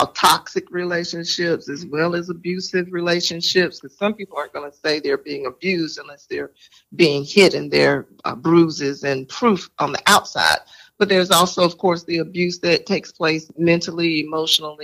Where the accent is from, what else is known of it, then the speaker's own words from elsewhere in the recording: Greenville, South Carolina, United States; moved away as an adult; now in Spartanburg, United States; I am from Greenville, South Carolina. I live now here in Spartanburg, South Carolina